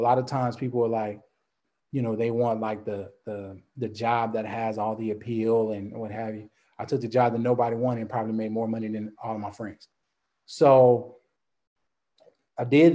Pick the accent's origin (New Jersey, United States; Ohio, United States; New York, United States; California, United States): California, United States; Compton; also born or lived in New Orleans, Louisiana / Dallas, Texas; now in Baton Rouge, United States; I grew up in Compton, California, 80s.